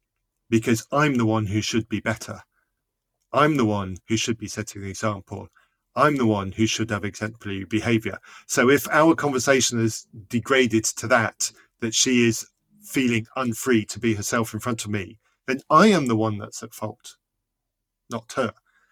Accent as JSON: {"language": "English", "region": "England", "country": "United Kingdom", "said": "I'm English"}